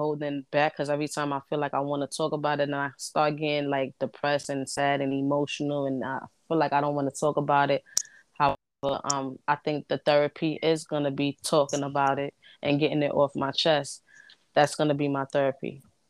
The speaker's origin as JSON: {"language": "English", "town": "Brooklyn", "region": "New York", "country": "United States", "tie": "born or raised there", "said": "I was born in Brooklyn, raised in Brooklyn. That's just the ghetto in me."}